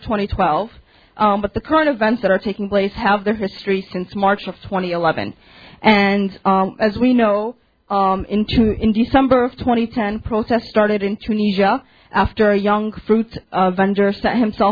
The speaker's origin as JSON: {"language": "English", "town": "Chicago", "region": "Illinois", "country": "United States", "tie": "born or raised there", "said": "I was born and raised in Chicago, but I have family back in Syria. My family's from Damascus and Hama."}